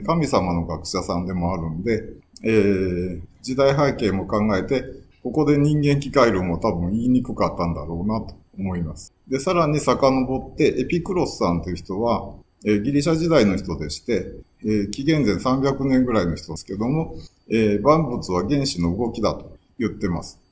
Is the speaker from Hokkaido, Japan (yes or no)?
no; Shiga, Japan; now in Kanazawa, Japan; 生まれは千九百六十三年の滋賀県生まれで